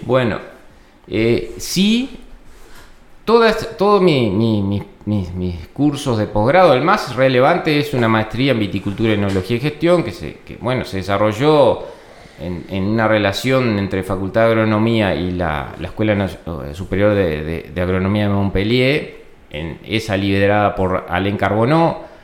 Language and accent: Spanish; Florida, Uruguay; yo soy oriundo de Florida, de la ciudad de Florida. Eh, tengo una raíz rural, pero en realidad me crié en un, barrio este, de Florida